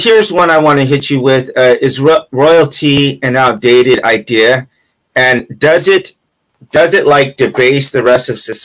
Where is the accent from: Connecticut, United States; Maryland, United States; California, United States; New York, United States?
California, United States; I'm from California